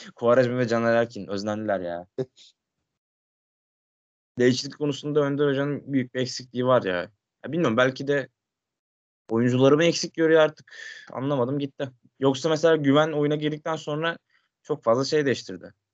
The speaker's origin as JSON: {"language": "Turkish", "region": "Sakarya", "country": "Turkey", "tie": "born or raised there", "said": "Sakarya'da falan çok var mesela benim memleketimde"}